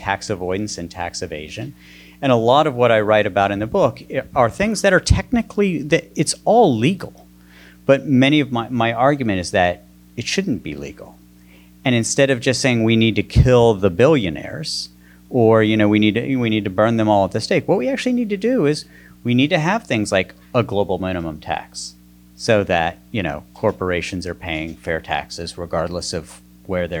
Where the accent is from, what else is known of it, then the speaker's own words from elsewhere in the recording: West Virginia, United States; moved away; I grew up in the coal-filled hills of West Virginia